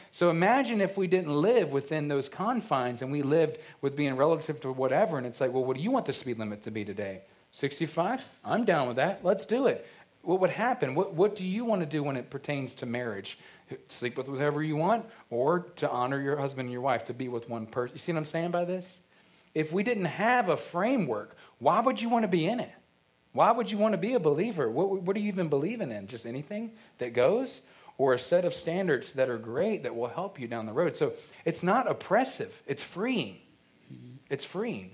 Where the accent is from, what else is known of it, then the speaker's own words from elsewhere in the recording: Culpeper County, Virginia, United States; I remember growing up, Podunk, Culpeper County, you know, Virginia